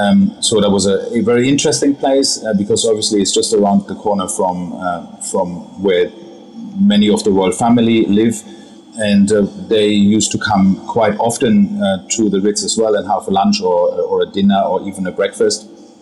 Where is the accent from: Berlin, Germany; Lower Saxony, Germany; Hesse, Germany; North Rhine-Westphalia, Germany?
Lower Saxony, Germany; Hanover; also born or lived in Bavaria; So I grew up in Germany, in a town called Hanover, in North Germany. And that's where I had also my training.